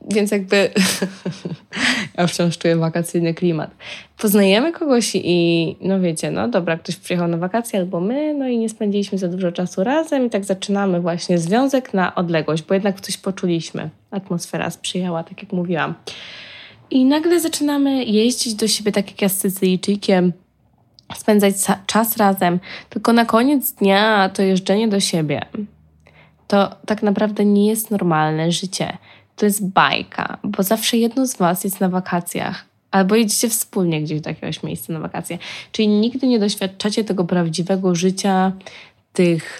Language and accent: Polish; Poland; jesteś sama, Polką, za granicą